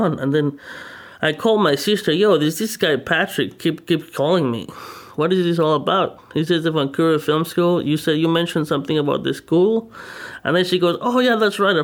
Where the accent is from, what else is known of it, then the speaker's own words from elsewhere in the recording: Mexico; moved away; I'm originally from Mexico